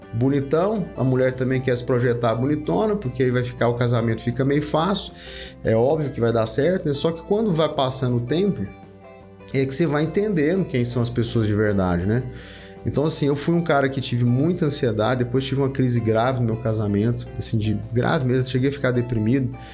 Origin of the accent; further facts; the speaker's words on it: Porangatu, Goiás, Brazil; also born or lived in Goiânia; eu sou de uma, do norte de Goiás, né, lá de Porangatu